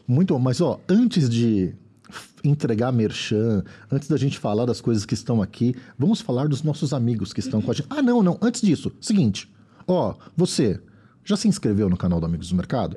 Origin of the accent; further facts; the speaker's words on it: São Paulo, Brazil; vim da Zona Leste